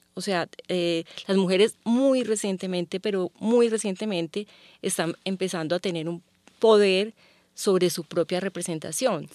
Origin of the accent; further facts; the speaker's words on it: Medellín, Antioquia, Colombia; yo crecí en Medellín